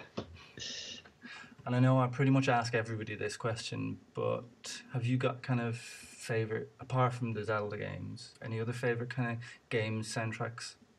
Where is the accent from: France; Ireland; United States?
Ireland; moved away; I'm originally from Ireland